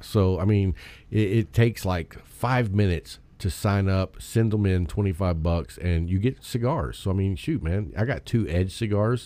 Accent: Texas, United States; I'm from Texas and we like our personal rights

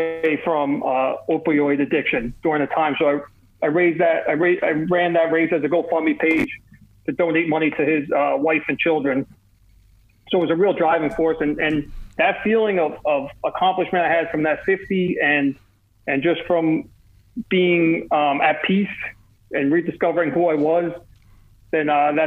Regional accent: Kearny, New Jersey, United States; accent: New York, New Jersey; also born or lived in North Arlington, New Jersey; I'm from New Jersey. I was born in a town called Kearney, New Jersey.

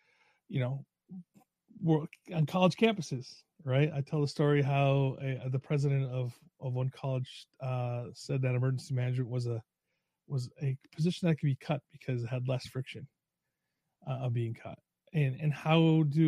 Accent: New York, United States; moved away; also born or lived in Long Island; I'm from New York originally, lived on Long Island and upstate.

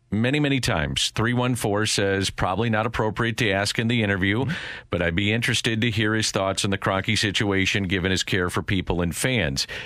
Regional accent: St. Louis, Missouri, United States; I'm very lucky to do something I love, do it in my hometown.

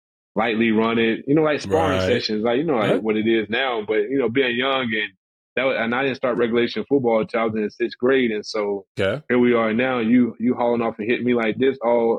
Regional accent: small town Tennessee, United States; growing up in the South, small town Tennessee, we were rough

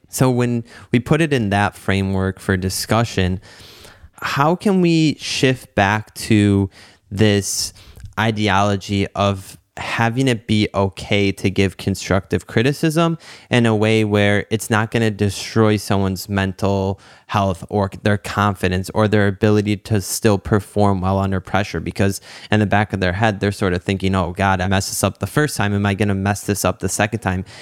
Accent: Detroit, Michigan, United States; growing up in the Metro Detroit area

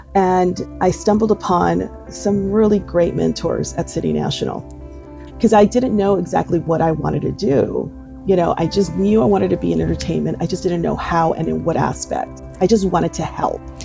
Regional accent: Los Angeles, California, United States; I'm from originally from East Los Angeles in here

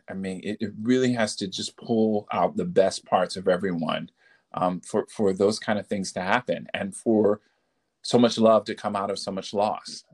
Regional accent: Detroit, Michigan, United States; moved away as an adult; also born or lived in Baltimore, Maryland / Washington, D.C.; I'm from uh, Detroit, Michigan

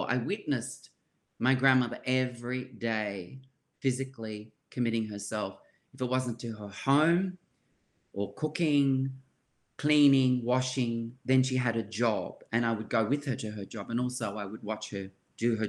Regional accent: Sydney, New South Wales, Australia; when I was growing up in Surry Hills, it was multicultural.

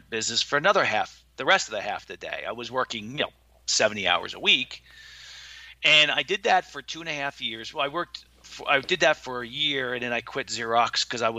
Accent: Watchung, New Jersey, United States; also born or lived in Linden, New Jersey; I grew up in a town called Watchung, New Jersey. And Watchung, New Jersey, we moved from Linden, New Jersey when I was 3 years old

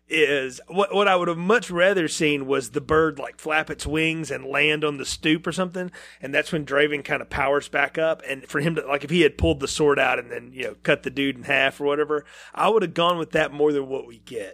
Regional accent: the South, United States; I'm from the South. Our churches aren't real gothic down here

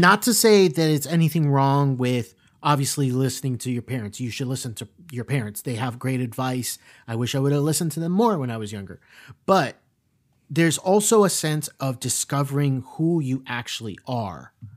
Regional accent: South Florida, United States; we grew up in South Florida

